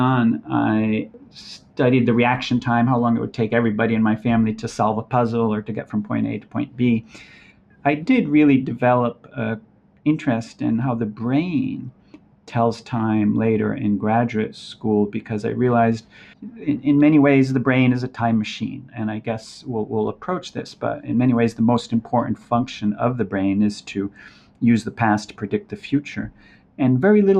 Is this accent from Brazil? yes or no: yes; Brazil; now in Los Angeles, United States; We grew up in Brazil